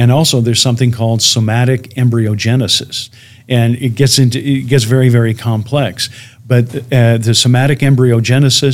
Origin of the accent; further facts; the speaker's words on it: Chicago, Illinois, United States; my hometown of Chicago